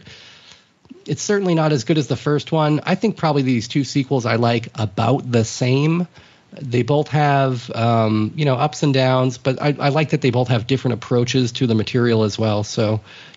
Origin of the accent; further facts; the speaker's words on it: United States; I'm an American